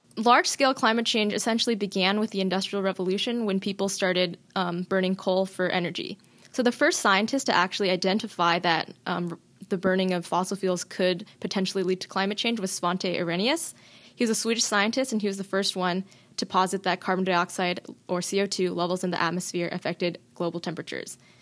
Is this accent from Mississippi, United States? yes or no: no; Washington, United States; I'm born and raised in Washington, and like everyone who was born here, I grew up, um, loving the outdoors